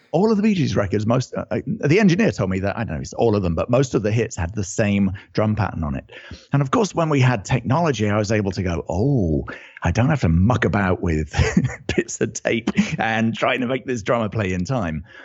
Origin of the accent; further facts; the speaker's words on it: United Kingdom; accent: British; now in California, United States; I'm originally British, as you can probably tell from the accent